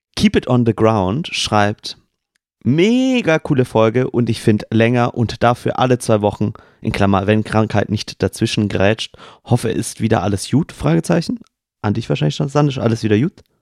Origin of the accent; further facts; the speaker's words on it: Swabia, Baden-Württemberg, Germany; accent: Swabian; ich möchte als Schwabe mal ganz kurz diesen Satz nochmal echt sagen, ähm, wie man ihn im Dialekt sprechen würde